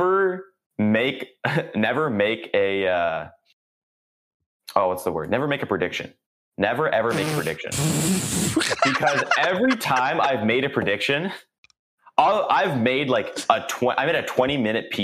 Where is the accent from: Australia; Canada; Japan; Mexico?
Canada; I'm Canadian